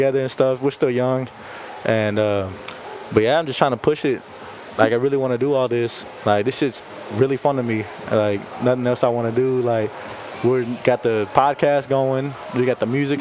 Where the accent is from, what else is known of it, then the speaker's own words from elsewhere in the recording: Bay City, Texas, United States; I grew up in Bay City, still living on that street